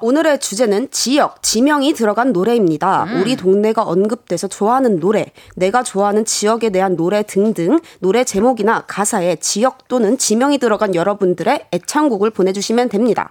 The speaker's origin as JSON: {"language": "Korean", "town": "Wonju", "region": "Gangwon", "country": "South Korea", "tie": "born or raised there", "said": "저는 사실 강원도 사람이다"}